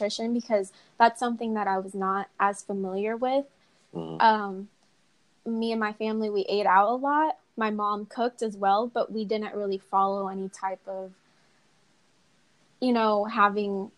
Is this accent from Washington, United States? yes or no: no; Indiana, United States; first language English; I grew up in Indiana.